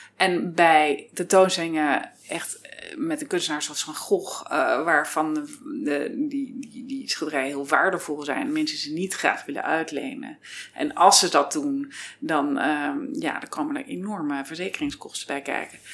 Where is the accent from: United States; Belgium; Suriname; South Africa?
United States; now in Netherlands; ik ben half Amerikaans, half Nederlands. Dus je hoort het niet aan mijn Nederlands, but I'm American actually.